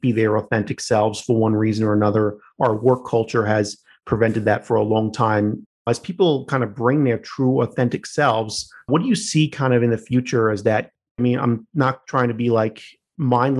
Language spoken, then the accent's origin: English; Long Island, New York, United States; growing up in the Italian-American community on Long Island